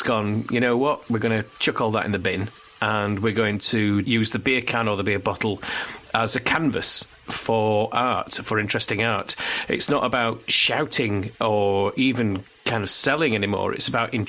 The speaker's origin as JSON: {"language": "English", "town": "Barnsley", "region": "Yorkshire and the Humber", "country": "United Kingdom", "tie": "born or raised there", "said": "I grew up in Barnsley"}